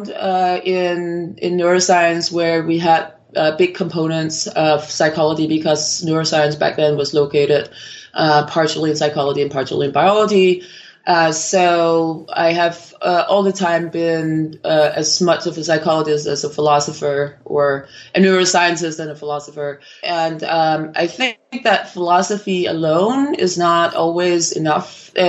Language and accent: English; Copenhagen, Capital Region of Denmark, Denmark; moved away as an adult; also born or lived in Miami, United States / Oslo, Norway; originally from Copenhagen in Denmark, and I actually completed a degree in neuroscience uh, in Denmark.